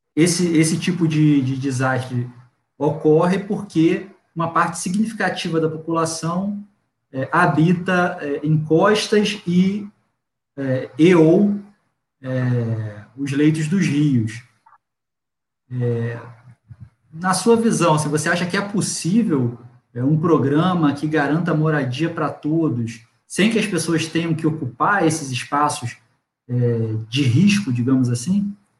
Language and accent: Portuguese; Cabo Frio, Rio de Janeiro, Brazil; eu sou de Cabo Frio, né? É a região que menos chove aqui do estado.